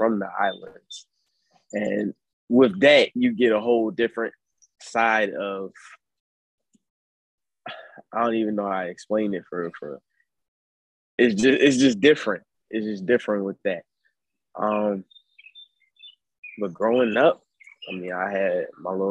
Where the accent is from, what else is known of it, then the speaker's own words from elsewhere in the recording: Philadelphia, Pennsylvania, United States; I'm from North Philadelphia, PA